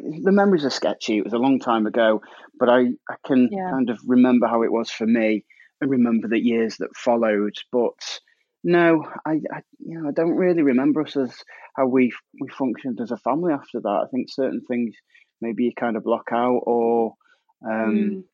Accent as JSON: {"language": "English", "area": "Staffordshire", "region": "West Midlands", "country": "United Kingdom", "said": "I'm from Staffordshire and we have a funny, unique school system"}